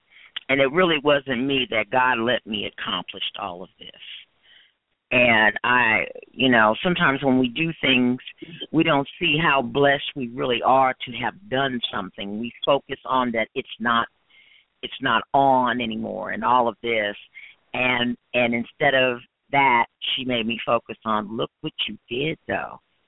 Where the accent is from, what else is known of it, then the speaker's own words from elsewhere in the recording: Washington, District of Columbia, United States; Yeah, I was born in Washington, D.C. I was born at Walter Reed Hospital.